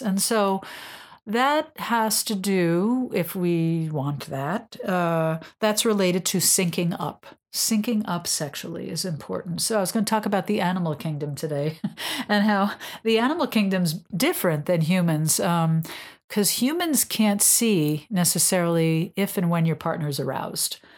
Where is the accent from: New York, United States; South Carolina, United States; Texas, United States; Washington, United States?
New York, United States; now in Massachusetts, United States; I'm a New Yorker